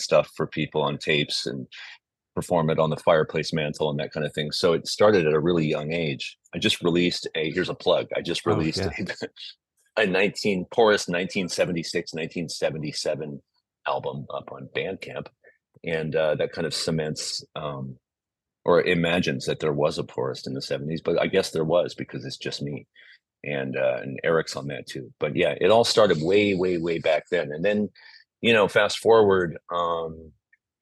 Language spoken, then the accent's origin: English; Lafayette, California, United States; also born or lived in Oakland, California; I grew up in the East Bay in the suburbs. We lived in Oakland, and then in the early 70s, we moved to Lafayette, California, which is out near Walnut Creek. And it's there that I grew up